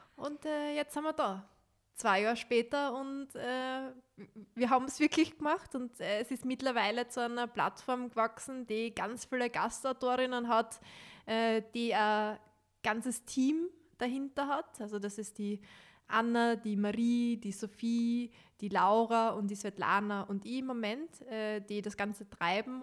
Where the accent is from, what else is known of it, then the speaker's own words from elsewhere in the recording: Styria, Austria; accent: Styrian; mein steirischer Akzent mein steirischer Dialekt